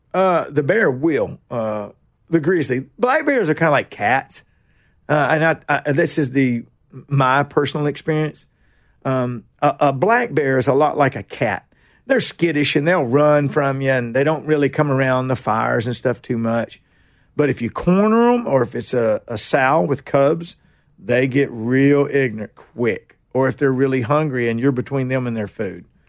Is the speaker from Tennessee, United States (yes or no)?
yes; Nashville, Tennessee, United States; also born or lived in Kingston Springs, Tennessee; I'm from Nashville. Boy, I was born in, uh, General Hospital down here